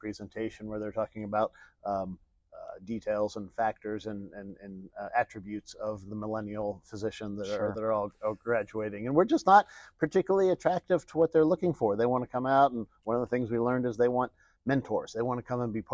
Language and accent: English; Pittsburgh, Pennsylvania, United States; moved away as an adult; also born or lived in Chicago suburbs; I'm a guy who was born and raised in Pittsburgh, Pennsylvania